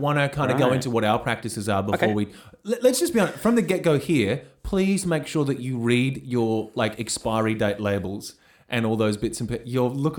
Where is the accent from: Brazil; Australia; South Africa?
Australia; Karratha, Western Australia; I remember growing up in Karatha